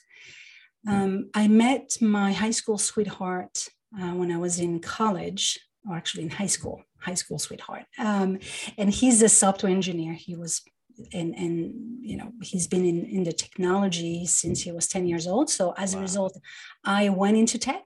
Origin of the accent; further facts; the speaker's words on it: Paris, Île-de-France, France; moved away as an adult; now in New York, United States; I was born and raised in Paris, yeah, in the 70s.